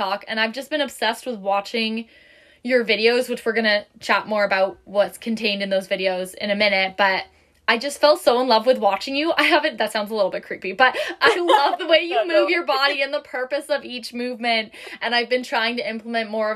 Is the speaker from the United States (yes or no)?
no; just outside of Toronto, Ontario, Canada; Just outside of Toronto, like a small little town.